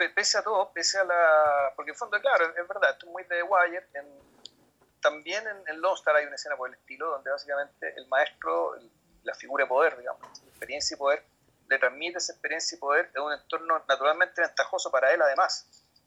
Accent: Chile; como chileno

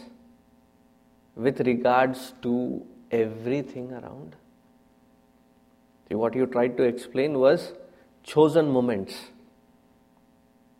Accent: Andhra Pradesh, India; I come from Andhra Pradesh

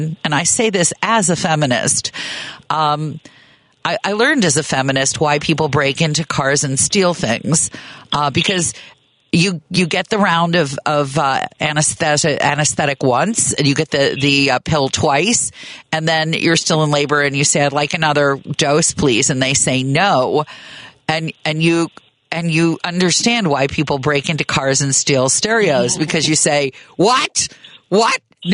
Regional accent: north of Chicago, Illinois, United States; moved away as an adult; also born or lived in Manhattan, Kansas / Bay Area, California; When we moved from the Bay Area back to Chicago, and I grew up north of the city

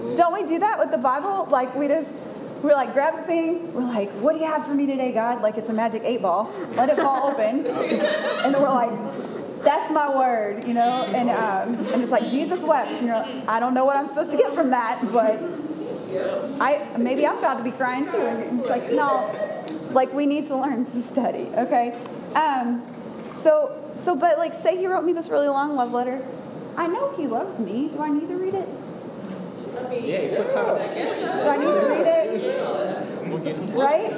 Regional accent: Atlanta, Georgia, United States; moved away as an adult; also born or lived in Knoxville, Tennessee; I'm from Atlanta

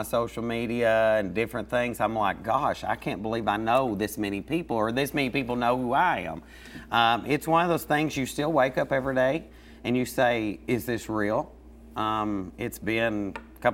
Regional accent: Laurel County, Kentucky, United States; I was raised on a huge farm in Laurel County

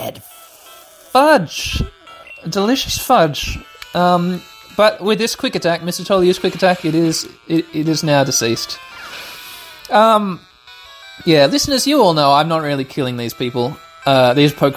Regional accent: Australia; I grew up here in Australia

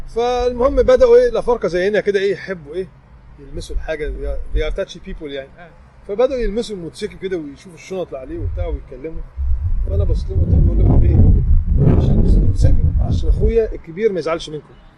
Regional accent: Egypt; قلت لهم من مصر

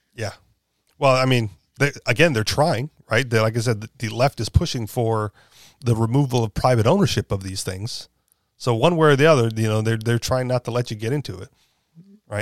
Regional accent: Hawaii, United States; I grew up in Hawaii, where we all have cars

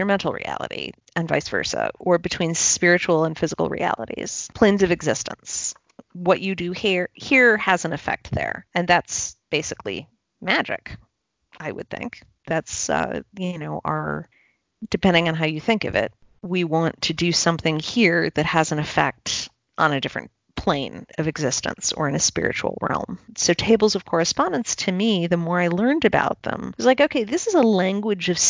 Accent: Chicago, Illinois, United States; also born or lived in South Carolina; I'm from Chicago, but I have spent time in South Carolina

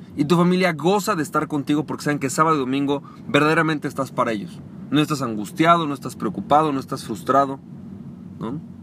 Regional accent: Mexico; de México que es mi país natal

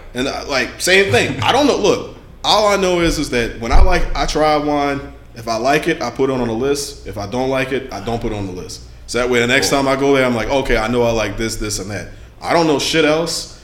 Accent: Louisiana, United States; I'm from Louisiana

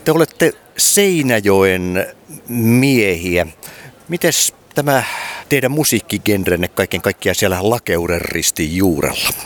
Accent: Vaasa, Ostrobothnia, Finland; minun synnyinkaupungissani Vaasassa

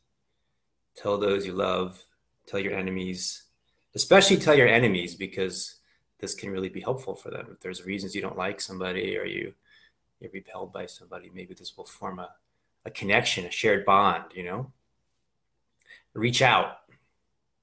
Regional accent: Reading, Pennsylvania, United States; I'm from Pennsylvania. I grew up outside of the Reading area

